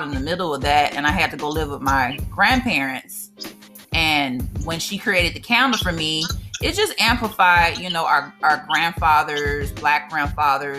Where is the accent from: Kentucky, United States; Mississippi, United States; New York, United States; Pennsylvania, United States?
Mississippi, United States; Brookhaven; people that I grew up with in Brookhaven